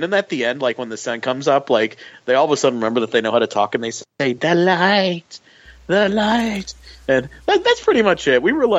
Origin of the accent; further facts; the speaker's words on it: Florida, United States; because I grew up in Florida, where I still live